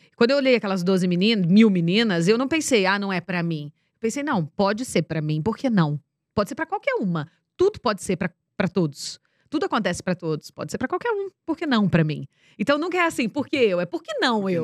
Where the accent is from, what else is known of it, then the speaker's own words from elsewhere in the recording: Ibaté, São Paulo, Brazil; moved away; Nós somos de Baté.